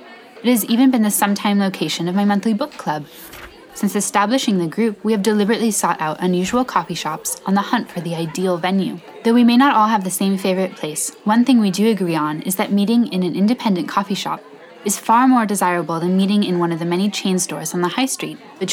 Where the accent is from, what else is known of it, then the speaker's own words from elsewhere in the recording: Cardiff, Wales, United Kingdom; Take my favorite cafe in my hometown of Cardiff, for example.